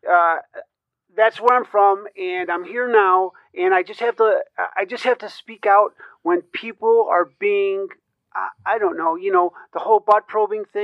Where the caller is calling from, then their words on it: Elburn, Illinois, United States; I currently reside in uh, Elburn, Illinois.